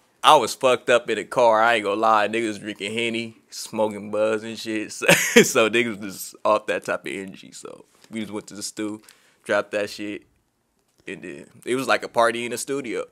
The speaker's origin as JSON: {"language": "English", "town": "Long Beach", "region": "California", "country": "United States", "tie": "born or raised there", "said": "I'm from Long Beach, California. Uh, born and raised."}